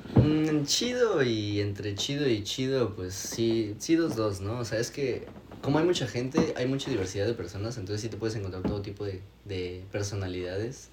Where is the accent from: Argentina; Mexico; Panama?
Mexico; moved away as an adult; now in Toronto, Canada; yo, ah, de México